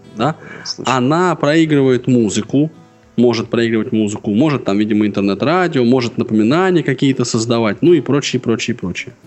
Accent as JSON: {"language": "Russian", "country": "Russia"}